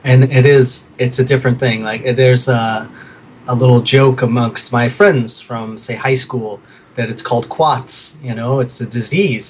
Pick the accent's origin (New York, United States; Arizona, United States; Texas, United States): New York, United States; New York City; also born or lived in Brooklyn / Manhattan; I was born in Brooklyn. Uh, I grew up mostly in Queens